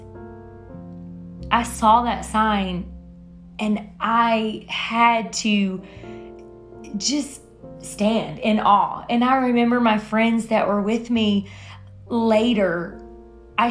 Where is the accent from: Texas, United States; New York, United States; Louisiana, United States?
Louisiana, United States; moved away; I'm from Louisiana